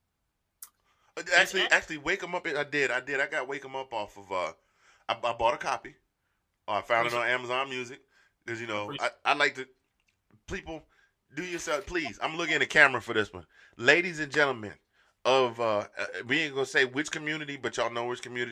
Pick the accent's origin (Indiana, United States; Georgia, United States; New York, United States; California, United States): Georgia, United States; I grew up in Georgia